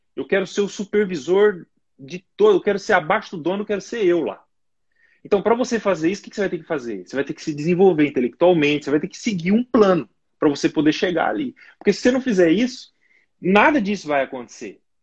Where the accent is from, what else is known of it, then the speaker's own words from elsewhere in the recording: Brazil; moved away as an adult; also born or lived in Portugal; now in United Kingdom; eu sou de família humilde aí no Brasil